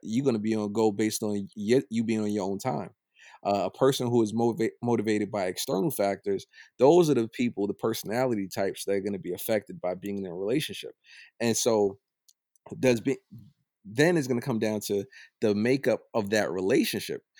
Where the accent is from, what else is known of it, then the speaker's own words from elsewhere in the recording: United States; I'm from Old Brooklyn.